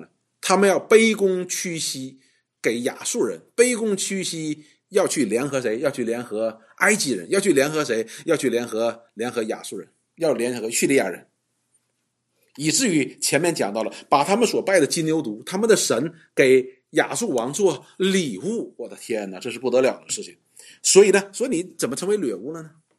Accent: China; 我们中国人讲叫“打狗看主人”，就是这个道理。

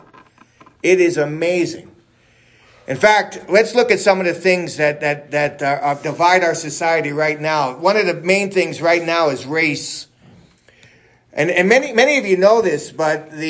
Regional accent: New York City, New York, United States; I'm from New York City

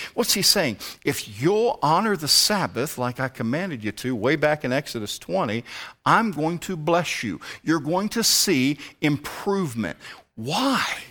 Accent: Richmond, Virginia, United States; moved away as an adult; also born or lived in Alabama; now in Appalachia, United States; I'm from the Richmond area.

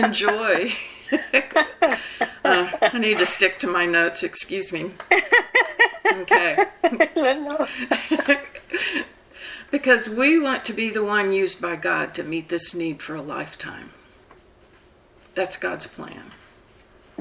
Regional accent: the South, United States; I'm from the South, and we tend to talk slow

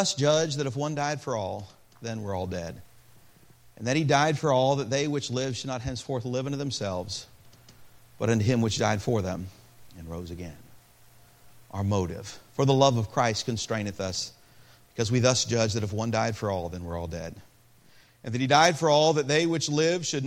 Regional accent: Peoria, Illinois, United States; I was born in Peoria, Illinois.

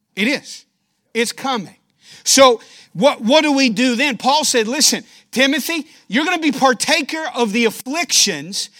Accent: Danville, Kentucky, United States; moved away as an adult; now in Rochester, United States; I'm a Kentucky boy, born and raised in Danville, Kentucky, small town

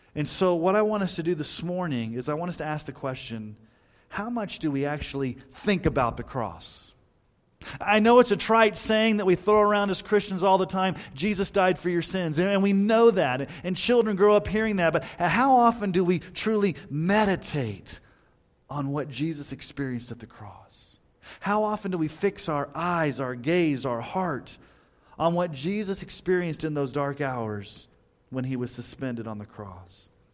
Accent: Texas, United States; when I was growing up in Texas

